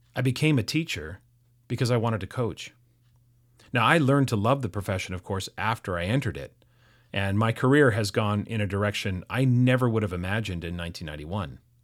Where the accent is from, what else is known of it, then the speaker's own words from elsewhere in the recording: North Vancouver, British Columbia, Canada; I grew up in North Vancouver